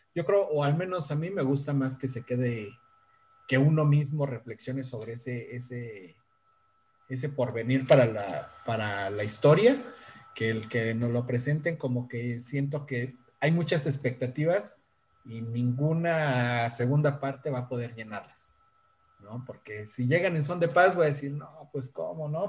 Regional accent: Mexico; nosotros como mexicanos

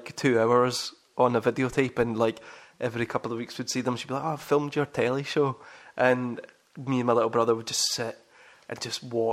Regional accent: Kilmarnock, Scotland, United Kingdom; I was growing up in Kilmarnock

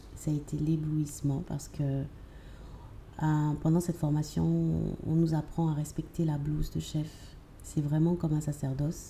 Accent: Abidjan, Côte d’Ivoire; also born or lived in Lyon; Abidjan, j'ai grandi à Abidjan et j'ai fait la, grande partie de mon cursus scolaire ici

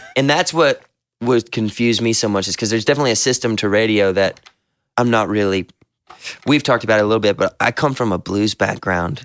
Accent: the South, United States; we're all from the South and believe in Southern hospitality

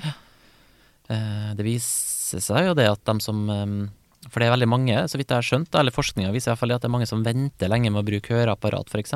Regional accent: Kristiansund, Møre og Romsdal, Norway; der jeg kommer fra, da, Kristiansund

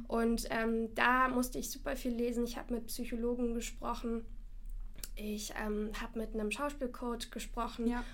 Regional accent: Moscow, Russia; moved away; ich komme selber nicht aus Deutschland, ich komme aus Moskau.

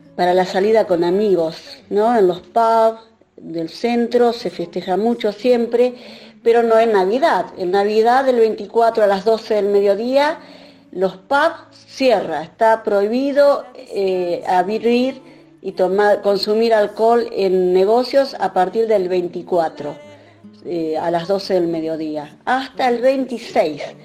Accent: Concordia, Entre Ríos, Argentina; moved away as an adult; also born or lived in Tenerife; now in Dublin, Ireland; Soy oriunda de Concordia

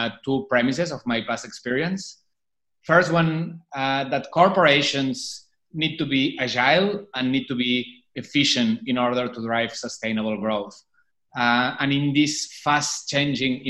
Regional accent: Barcelona, Catalonia, Spain; moved away as an adult; now in Shanghai, China; I was born and raised in Barcelona, but I've been living in Shanghai since 2008

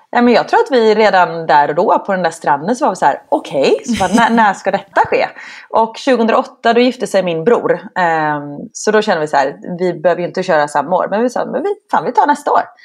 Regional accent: Gothenburg, Västra Götaland, Sweden; moved away; also born or lived in Stockholm; jag kommer från Göteborg

